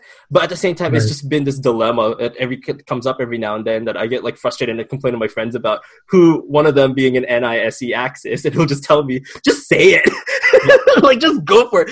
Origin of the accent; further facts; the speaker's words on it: Philippines; culturally as a Filipino